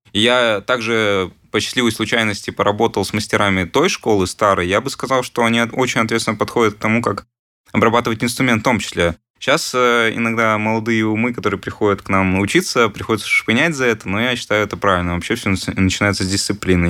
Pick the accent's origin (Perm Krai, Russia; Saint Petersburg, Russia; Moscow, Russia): Perm Krai, Russia; Perm; в Перми, в родном городе, откуда я сам